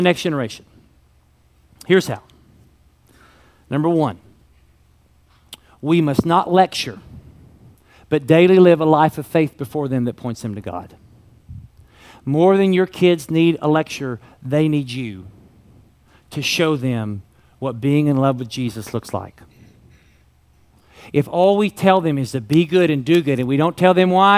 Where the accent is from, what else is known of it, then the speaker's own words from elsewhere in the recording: Kentucky, United States; I was raised in Kentucky and we called them crayons.